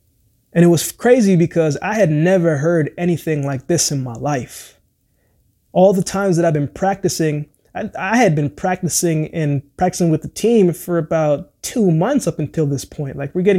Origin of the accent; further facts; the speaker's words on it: Jamaica; born there; I thought about football because I was born in Jamaica.